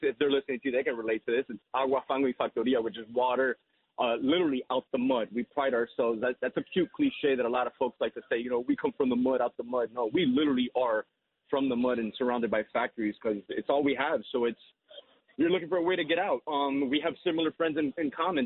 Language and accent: English; Hialeah, Florida, United States; growing up in Hialeah